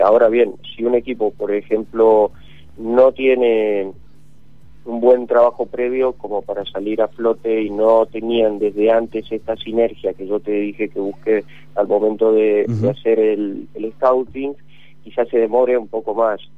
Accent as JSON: {"language": "Spanish", "region": "Tucumán", "country": "Argentina", "said": "yo, por ejemplo, soy de Tucumán"}